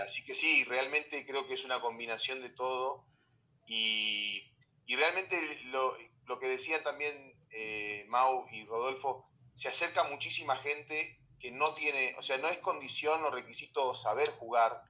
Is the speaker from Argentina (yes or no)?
yes; Argentina; moved away as an adult; now in Mexico; llevo, siete años en México, pero bueno, todavía se me nota que soy, argentino.